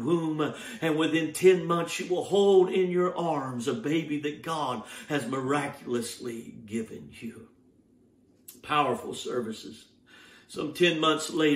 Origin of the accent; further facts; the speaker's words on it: Georgia, United States; moved away; my home state of Georgia